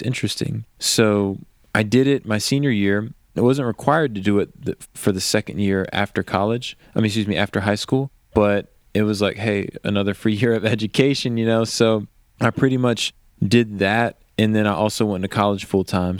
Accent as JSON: {"language": "English", "town": "Richmond", "region": "Virginia", "country": "United States", "tie": "born or raised there", "moved": "as an adult", "lives_now": "Nashville, United States", "said": "I grew up outside of Richmond, and I lived there until basically college"}